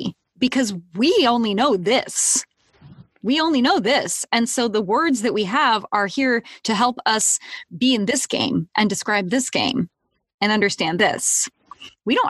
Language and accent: English; United States; also born or lived in Boulder, Colorado / Seattle area, Washington; I grew up in Boulder and in the Seattle area